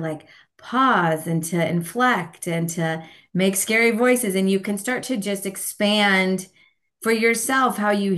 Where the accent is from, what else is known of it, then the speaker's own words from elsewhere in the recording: California, United States; moved away as an adult; also born or lived in San Francisco, California; now in Portland, United States; I grew up in California. Still on the West Coast in Portland, Oregon